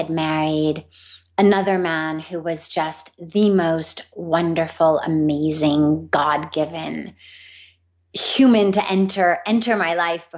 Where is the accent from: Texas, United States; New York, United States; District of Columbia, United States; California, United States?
California, United States; Los Angeles; I grew up in Los Angeles